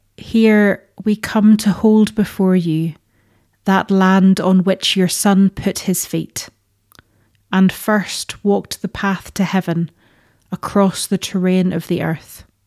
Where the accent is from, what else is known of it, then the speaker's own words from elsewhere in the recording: Northern Ireland, United Kingdom; moved away; growing up in Northern Ireland